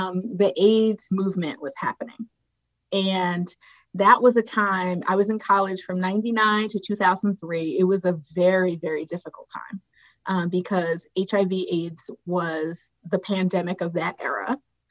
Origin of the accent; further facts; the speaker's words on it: Philadelphia, Pennsylvania, United States; moved away as an adult; also born or lived in Botswana / Haiti; now in New York City, United States; I grew up in West Philly specifically